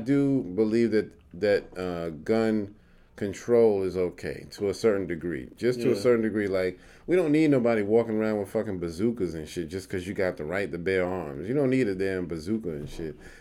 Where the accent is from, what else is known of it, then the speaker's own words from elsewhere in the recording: New York, United States; now in North Carolina, United States; I'm a city boy. I'm from New York